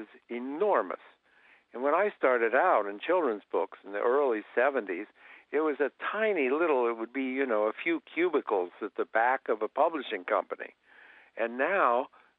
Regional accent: Columbus, Ohio, United States; I grew up in Columbus, Ohio.

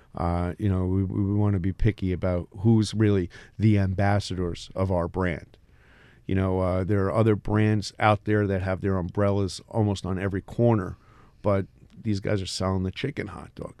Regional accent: Elberon, New Jersey, United States; moved away; also born or lived in Long Branch, New Jersey; I grew up in Elberon.

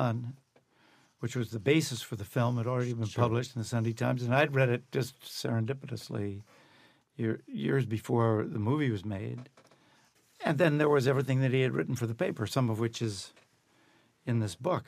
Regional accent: Massachusetts, United States; I'm from Massachusetts

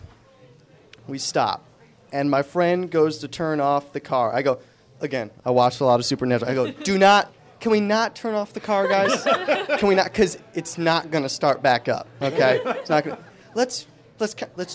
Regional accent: Angola, New York, United States; moved away; also born or lived in Buffalo; I'm originally from Buffalo, so I grew up there

